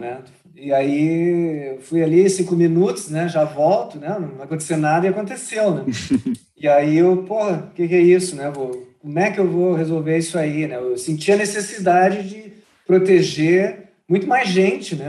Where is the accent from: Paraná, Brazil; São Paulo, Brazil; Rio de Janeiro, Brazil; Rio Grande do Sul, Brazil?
Rio Grande do Sul, Brazil; Porto Alegre; sempre fiquei em Porto Alegre, morei muito na região metropolitana de Porto Alegre